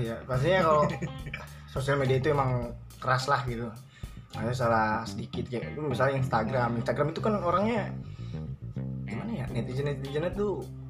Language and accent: Indonesian; Cikarang, West Java, Indonesia; Cikarang kampung gue